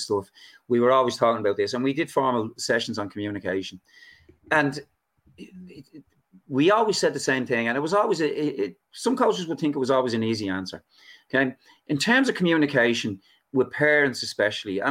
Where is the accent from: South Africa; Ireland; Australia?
Ireland; Dublin, Leinster; now in Arklow, Ireland; I live in Arklow now. I'm a refugee from Dublin down in Arklow.